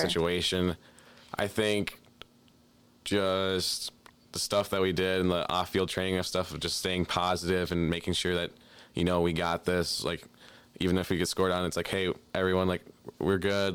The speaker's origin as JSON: {"language": "English", "region": "Minnesota", "country": "United States", "tie": "born or raised there", "said": "growing up in Minnesota"}